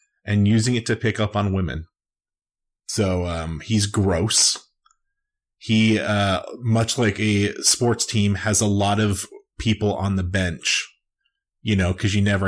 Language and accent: English; United States; accent: American; my American accent